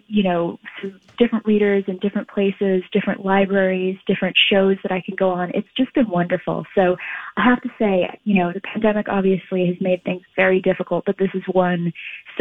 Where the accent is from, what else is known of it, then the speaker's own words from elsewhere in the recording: Los Angeles, California, United States; now in London, United Kingdom; I grew up in Los Angeles, but I've been very lucky and been able to move over here, as did the rest of the family